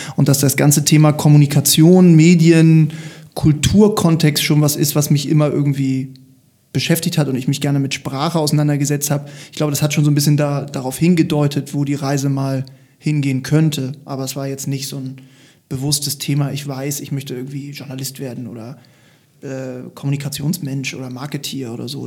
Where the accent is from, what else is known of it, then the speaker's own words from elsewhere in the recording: Hamburg, Germany; also born or lived in Lüneburg; Ich bin Hamburger, ich bin tatsächlich hier groß geworden